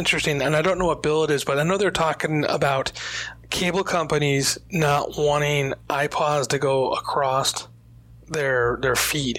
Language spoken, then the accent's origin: English; New York, United States; I'm from New York.